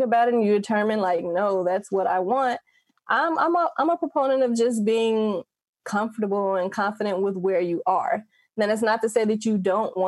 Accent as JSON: {"language": "English", "town": "Gary", "region": "Indiana", "country": "United States", "tie": "born or raised there", "moved": "as an adult", "lives_now": "Las Vegas, United States", "said": "I grew up in Gary, Indiana."}